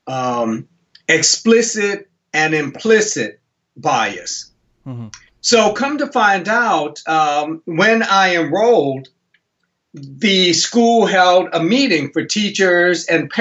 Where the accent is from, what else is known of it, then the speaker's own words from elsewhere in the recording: Buffalo, New York, United States; moved away as an adult; also born or lived in Minnesota; now in Houston, United States; I grew up in Buffalo, New York